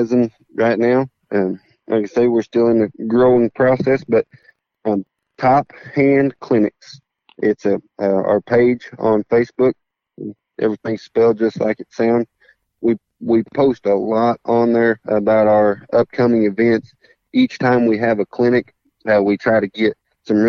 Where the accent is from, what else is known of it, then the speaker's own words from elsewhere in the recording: Oklahoma, United States; now in Texas, United States; I'm from Oklahoma, but I'm a Texan now